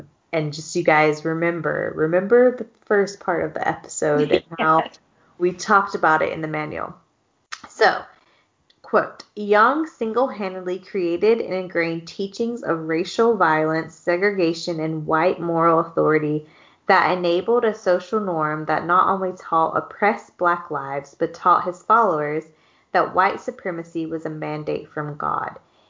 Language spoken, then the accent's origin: English; South Georgia, United States; moved away as an adult; also born or lived in Utah; I come from South Georgia where that's not the case, you know? And then I moved out to BYU